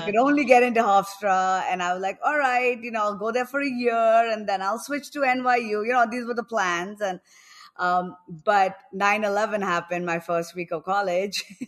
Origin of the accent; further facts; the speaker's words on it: New Delhi, Delhi, India; moved away as an adult; also born or lived in New York; now in Goa, India; I'm actually from New Delhi, but for the past few years, I've been living in Goa because everything is online